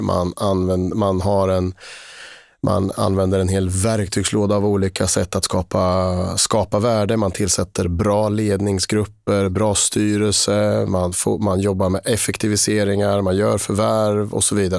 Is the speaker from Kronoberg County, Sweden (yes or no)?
no; Linköping, Östergötland, Sweden; also born or lived in Switzerland; jag är eh, född och uppvuxen i Linköping